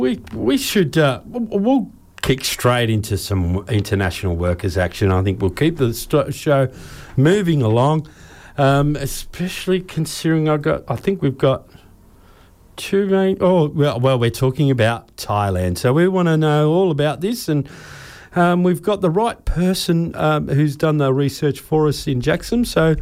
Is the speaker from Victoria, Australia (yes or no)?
no; Sydney, New South Wales, Australia; moved away; So that's my experience as an expert growing up in Sydney.